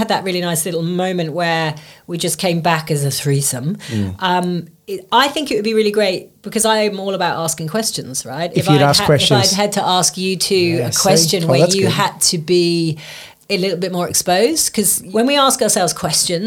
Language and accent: English; England, United Kingdom; we're English